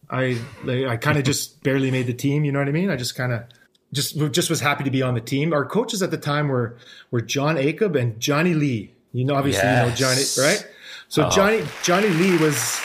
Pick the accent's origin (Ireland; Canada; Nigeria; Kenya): Canada; Richmond, British Columbia; I grew up in Richmond